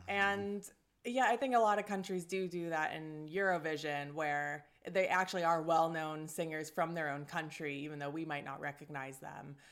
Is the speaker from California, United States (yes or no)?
no; Minnesota, United States; moved away as an adult; also born or lived in Sweden; I'm from Minnesota.